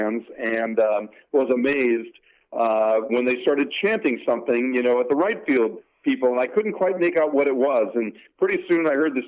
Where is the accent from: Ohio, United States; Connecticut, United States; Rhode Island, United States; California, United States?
Connecticut, United States; I grew up in Connecticut, a diehard Yankee fan